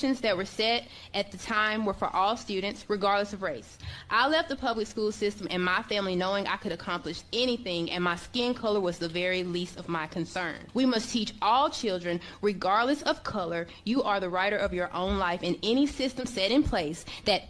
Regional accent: Tennessee, United States; I grew up in Mallon, Tennessee, graduated from Mallon High School

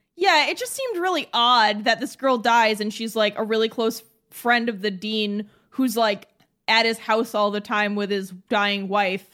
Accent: New England, United States; We're from New England.

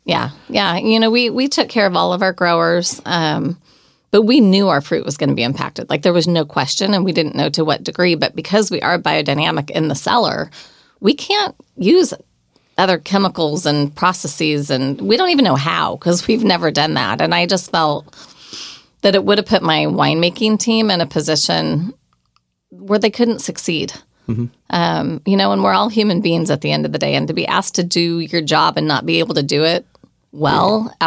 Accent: Oregon, United States; now in California, United States; we're from Oregon, born and raised

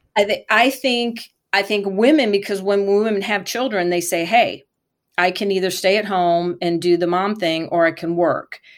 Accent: Michigan, United States; I grew up in Michigan near Michigan International Speedway

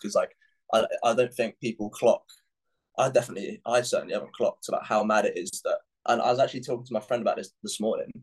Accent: Epsom, South East England, United Kingdom; That's where I was born, bro. Yeah. I was born in Epsom Hospital.

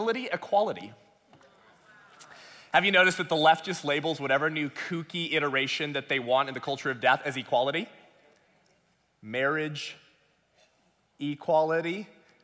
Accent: Southern California, United States; I was born and raised in Southern California, homeschooled through eighth grade, went to Whittier High School

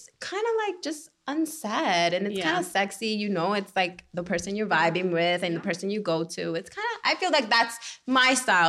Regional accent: Nicaragua; I'm from Nicaragua.

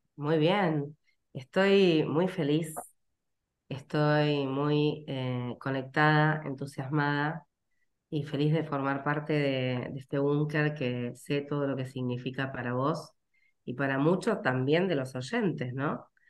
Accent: Rosario, Santa Fe, Argentina; soy rosarina.

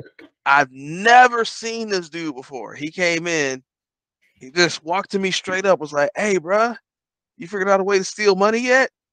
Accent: Detroit, Michigan, United States; moved away; I'm from Detroit

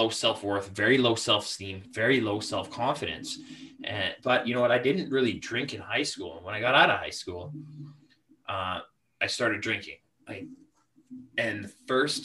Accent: Canada; I am from the Great White North on the West Coast, closer to Vancouver, in between Vancouver and Calgary

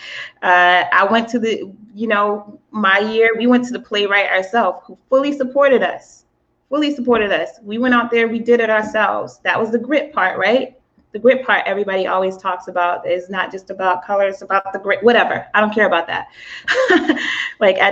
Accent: the South, United States; I'm from the South

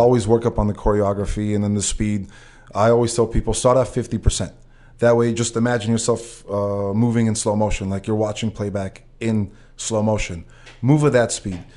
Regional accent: Russia; moved away

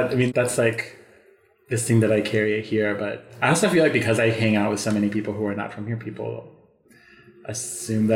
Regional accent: Chicago, Illinois, United States; I grew up in Chicago

